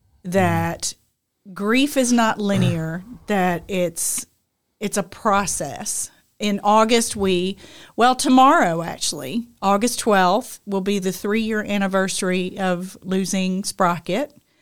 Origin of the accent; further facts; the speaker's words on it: United Kingdom; Because I'm British.